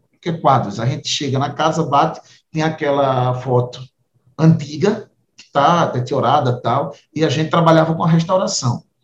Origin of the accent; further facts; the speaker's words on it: Tabira, Pernambuco, Brazil; also born or lived in Solidão; a nossa casa é na divisa entre Tabira e Solidão